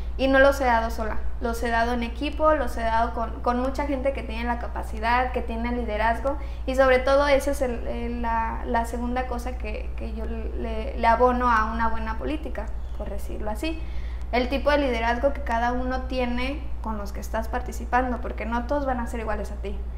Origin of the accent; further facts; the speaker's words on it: Mexico; nuestra cultura como, como mexicanos